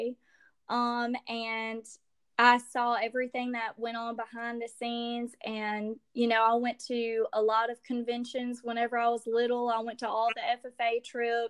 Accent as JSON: {"language": "English", "region": "Louisiana", "country": "United States", "said": "I'm Cajun. I'm from Louisiana"}